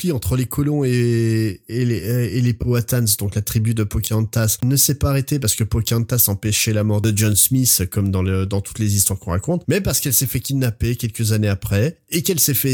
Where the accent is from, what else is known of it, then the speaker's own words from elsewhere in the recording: Versailles, Île-de-France, France; moi, je viens de Versailles, et le roi soleil.